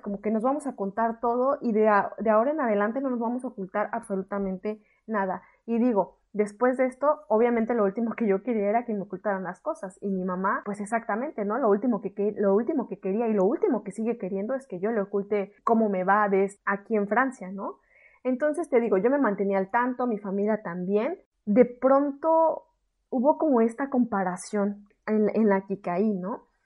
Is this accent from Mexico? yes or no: yes; Mexico; moved away as an adult; soy una mexicana en el extranjero.